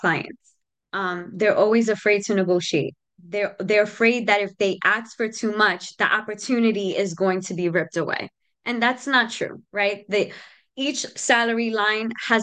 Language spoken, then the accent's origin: English; New York City, New York, United States; moved away as an adult; also born or lived in Capital Region, New York; I grew up in the South Bronx, 174th Street